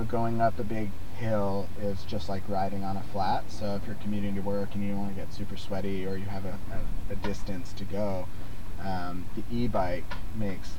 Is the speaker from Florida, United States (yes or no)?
no; Rio Rancho, New Mexico, United States; moved away; also born or lived in Vancouver; my hometown of Rio Rancho, New Mexico